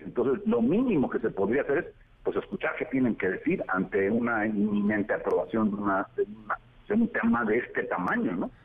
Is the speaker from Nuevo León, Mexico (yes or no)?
no; Veracruz, Mexico; del puerto de Veracruz precisamente, de donde soy originario